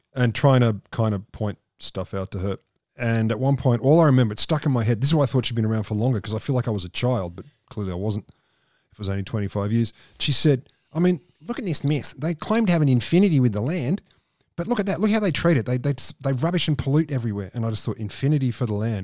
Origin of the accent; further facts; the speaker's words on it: Australia; I said, "Australia."